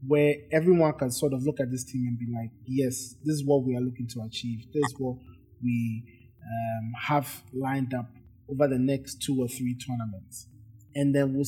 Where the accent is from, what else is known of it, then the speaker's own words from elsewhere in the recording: Ghana; I'm from Ghana